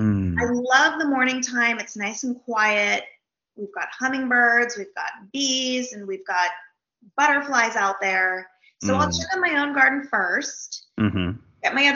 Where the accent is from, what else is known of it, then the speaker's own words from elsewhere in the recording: Napa Valley, California, United States; now in Houston, United States; I grew up in the Napa Valley in California, which is really a beautiful place with vineyards